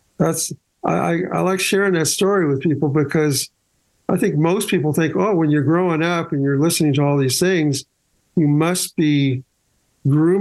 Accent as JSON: {"language": "English", "town": "Ventura", "region": "California", "country": "United States", "tie": "born or raised there", "also_born_or_lived": "Waco, Texas / Santa Maria, California", "said": "raised in California from two years on."}